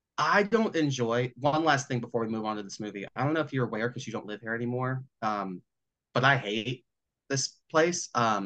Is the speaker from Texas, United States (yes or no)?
yes; Texas, United States